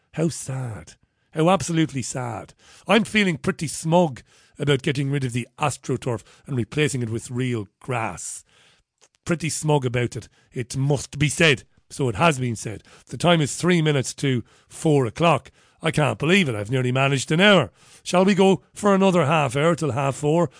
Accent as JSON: {"language": "English", "town": "Waterford", "region": "Munster", "country": "Ireland", "tie": "born or raised there", "moved": "yes", "said": "I was born and bred in Waterford"}